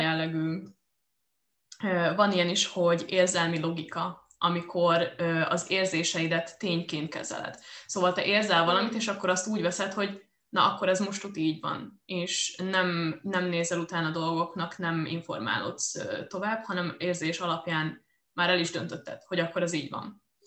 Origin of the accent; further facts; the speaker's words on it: Győr, Győr-Moson-Sopron, Hungary; moved away; itthon vagyok a Győrben, a, a szülővárosomban